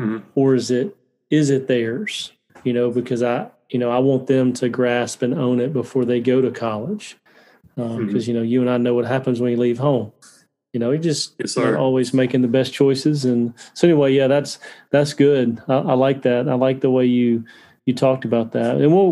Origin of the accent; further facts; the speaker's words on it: Alabama, United States; I grew up in Alabama, very similar. I went to church Sunday morning, Sunday night, Wednesday night as well.